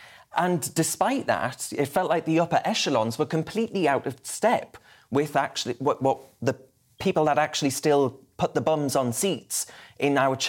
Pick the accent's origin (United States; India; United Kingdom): United Kingdom; England; I'm English and I'm damn well proud to be so.